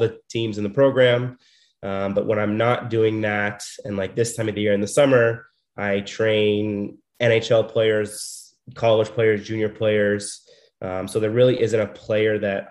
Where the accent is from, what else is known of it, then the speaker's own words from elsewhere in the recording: Scottsdale, Arizona, United States; I am born and raised in Scottsdale, Arizona.